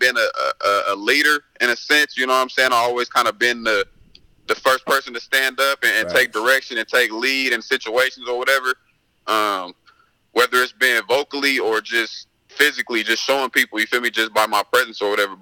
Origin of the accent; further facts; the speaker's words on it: Westmont, California, United States; I grew up in Westmont